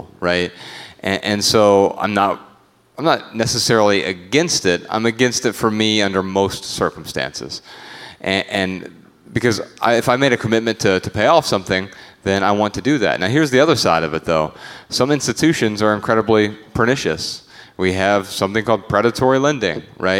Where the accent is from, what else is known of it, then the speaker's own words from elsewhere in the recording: Dayton, Ohio, United States; it left a lot of blight in my hometown